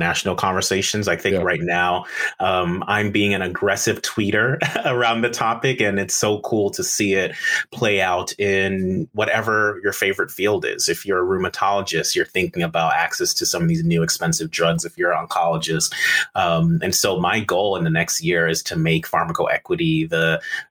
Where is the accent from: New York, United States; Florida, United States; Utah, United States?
New York, United States; as a New Yorker